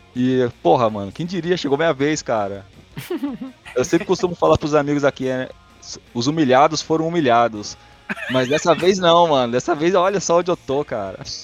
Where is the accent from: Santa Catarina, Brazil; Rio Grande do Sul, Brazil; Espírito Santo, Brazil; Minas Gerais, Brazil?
Espírito Santo, Brazil; Vitória; now in São Paulo, Brazil; sou capixaba de Vitória